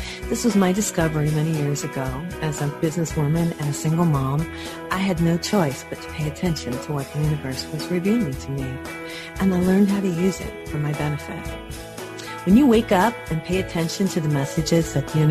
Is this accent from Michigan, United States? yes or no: yes; Michigan, United States; I'm from Michigan